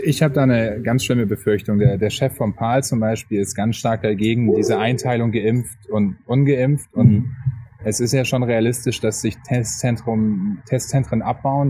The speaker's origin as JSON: {"language": "German", "region": "Hamburg", "country": "Germany", "said": "ich komme aus Hamburg"}